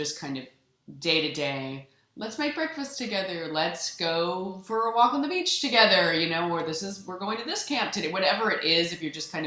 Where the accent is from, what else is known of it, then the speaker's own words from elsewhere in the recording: Canada; I'm also Canadian